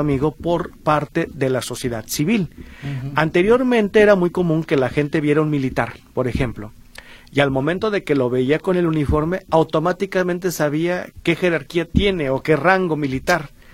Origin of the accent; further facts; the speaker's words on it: Mexico; para nosotros como mexicanos